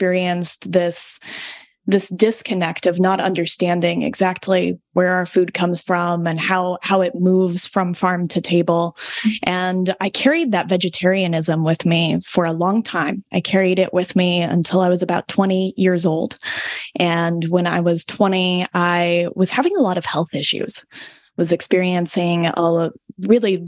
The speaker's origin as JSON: {"language": "English", "town": "Denver", "region": "Colorado", "country": "United States", "tie": "born or raised there", "said": "I was born and raised a city slicker like you. And I was born in Denver, Colorado"}